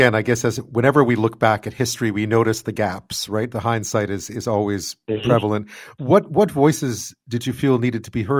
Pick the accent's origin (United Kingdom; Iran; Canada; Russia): Canada; Montreal, Quebec; I grew up in Montreal.